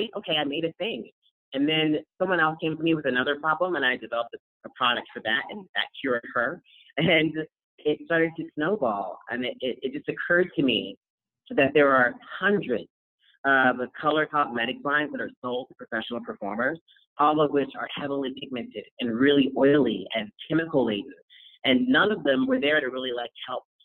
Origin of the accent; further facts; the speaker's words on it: San Diego, California, United States; I grew up in San Diego, California